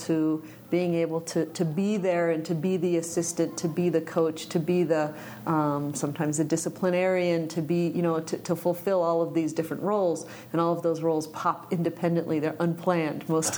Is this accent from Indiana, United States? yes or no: no; Mountaintop, Pennsylvania, United States; moved away as an adult; now in Martin City, United States; I was born and raised in Mountaintop, Pennsylvania